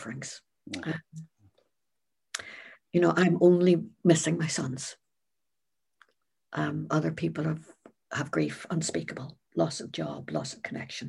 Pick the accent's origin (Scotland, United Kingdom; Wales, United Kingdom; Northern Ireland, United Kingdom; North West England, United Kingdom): Northern Ireland, United Kingdom; I'm originally from Northern Ireland